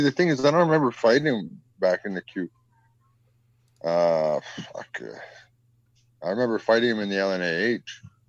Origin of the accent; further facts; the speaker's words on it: Saskatchewan, Canada; I'm very proud to say I'm from Saskatchewan. I grew up there.